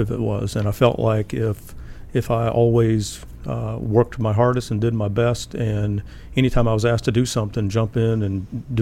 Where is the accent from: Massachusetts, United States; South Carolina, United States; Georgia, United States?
South Carolina, United States; Grew up in South Carolina.